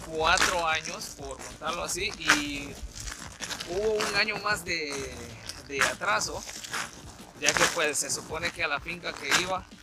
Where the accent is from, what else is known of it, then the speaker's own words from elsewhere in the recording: northern Guatemala, Guatemala; now in Canada; Soy originario de, Guatemala, del país de Guatemala, en específico en la parte norte del, del país. Y pues estamos por acá en Canadá